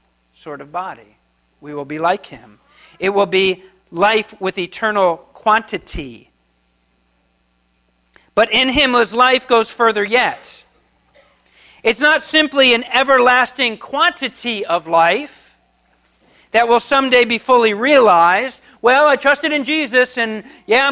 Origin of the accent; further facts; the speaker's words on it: New Jersey, United States; moved away as an adult; I grew up in New Jersey. So that is on the East Coast, the Atlantic Ocean. And I grew up there. I spent 30-something years there.